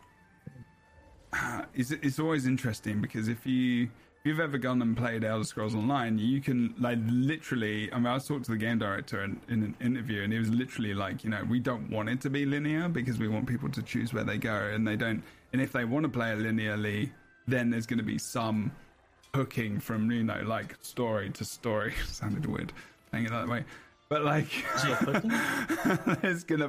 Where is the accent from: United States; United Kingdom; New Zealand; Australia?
United Kingdom; England; I'm English